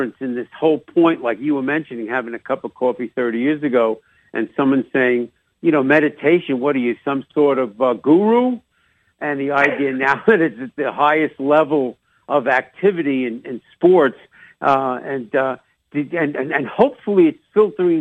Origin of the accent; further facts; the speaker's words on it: New York, United States; accent: New York; also born or lived in Chicago; mixing in a little on New York accent